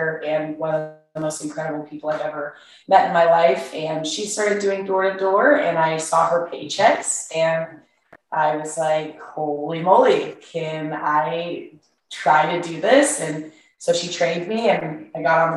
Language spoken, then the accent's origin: English; Kansas, United States; moved away as an adult; now in Austin, United States; I grew up in Kansas. I was a little farm girl growing up.